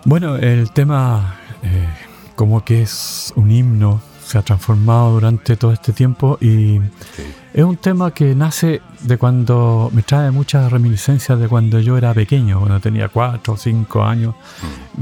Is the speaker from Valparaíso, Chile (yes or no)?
yes; Valparaíso, Chile; moved away; Yo soy del Cerro Las Cañas